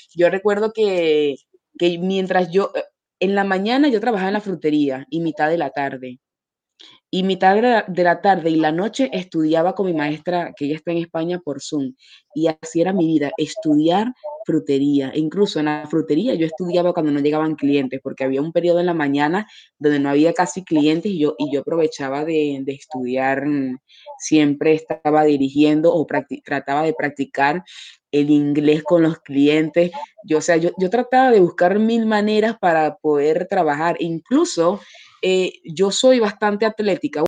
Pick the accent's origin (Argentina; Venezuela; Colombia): Venezuela; moved away as an adult; now in Paris, France; nosotros en, Venezuela